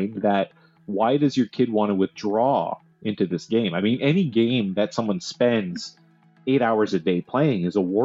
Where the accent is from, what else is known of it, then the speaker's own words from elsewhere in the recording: Canada; we're Canadian